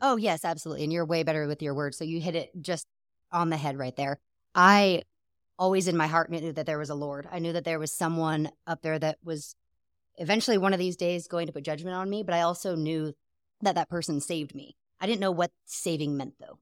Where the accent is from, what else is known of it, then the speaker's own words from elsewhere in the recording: Seattle, Washington, United States; moved away as an adult; also born or lived in Germany; now in Texas, United States; growing up in Seattle, it was, I always believed in God